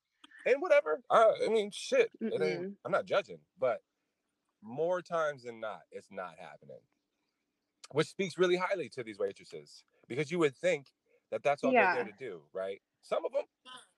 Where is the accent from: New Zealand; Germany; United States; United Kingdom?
United States; Los Angeles, California; moved away as an adult; now in Las Vegas, United States; I'm not from Las Vegas, I'm from Los Angeles.